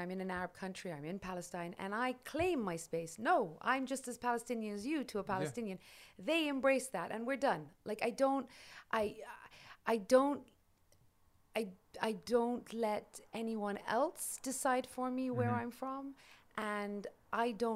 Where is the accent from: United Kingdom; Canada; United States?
United Kingdom; London; born and raised in London, in England